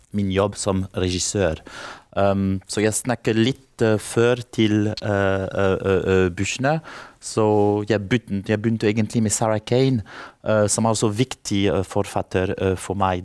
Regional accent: France; Norwegian is a second language; moved away; jeg kommer fra Frankrike

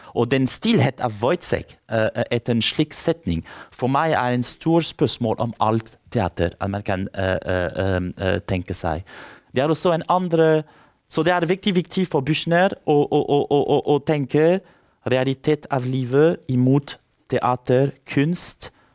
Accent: France; Norwegian is a second language; moved away; jeg kommer fra Frankrike

